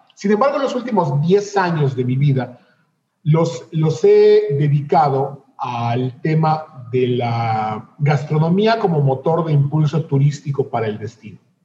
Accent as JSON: {"language": "Spanish", "region": "Yucatán", "country": "Mexico", "said": "tanto Eduardo como yo somos eh, yucatecos súper aferrados y súper orgullosos de nuestra tierra"}